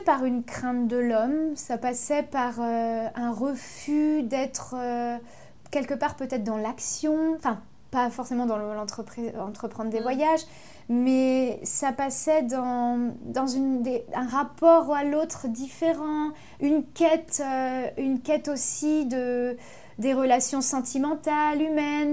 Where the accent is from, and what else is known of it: Ardennes, Grand Est, France; born or raised there; moved away as an adult; also born or lived in Avignon / Paris / Belgium